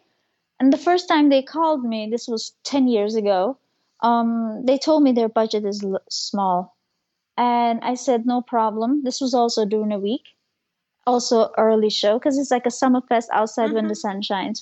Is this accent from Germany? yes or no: yes; Germany; I am Turkish. I am from this culture, but I grew up in Germany.